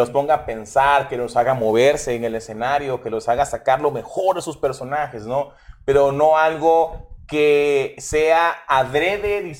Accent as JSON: {"language": "Spanish", "country": "Mexico", "said": "Pero tú y yo, güey, somos mexicanos"}